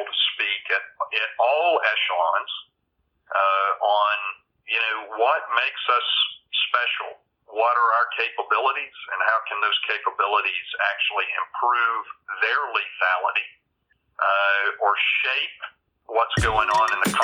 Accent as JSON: {"language": "English", "area": "just outside of Birmingham", "region": "Alabama", "country": "United States", "tie": "born or raised there", "also_born_or_lived": "Lubbock, Texas", "moved": "yes", "lives_now": "North Carolina, United States", "said": "I grew up in, I grew up in Alabama, just outside of Birmingham"}